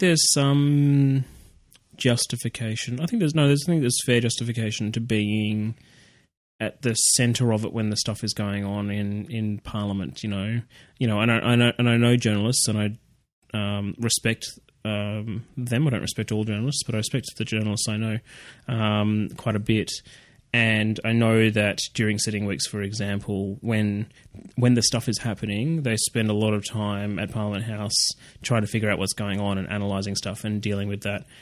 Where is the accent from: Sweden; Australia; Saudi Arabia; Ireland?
Australia; Canberra, Australian Capital Territory; I'm from Canberra, and uh, I actually grew up uh, across the road from a uh, a school called what I would call Copland College